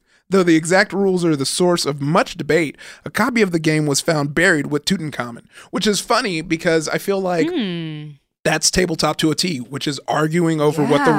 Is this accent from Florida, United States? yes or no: no; California, United States; I don't know about you, but growing up in SoCal, our big thing was like.